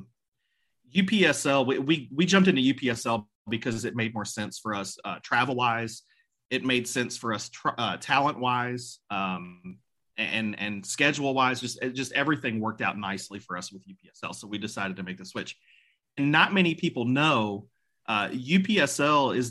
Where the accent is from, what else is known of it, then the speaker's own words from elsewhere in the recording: Louisville, Kentucky, United States; I grew up in the South End